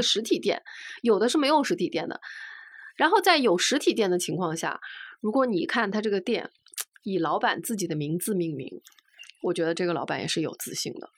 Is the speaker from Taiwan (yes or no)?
no; Shanghai, China; now in Beijing, China; 作为一个上海人